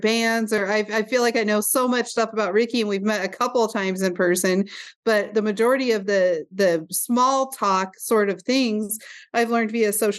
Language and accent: English; Roundup, Montana, United States; also born or lived in Glendive, Montana; from Roundup, Montana.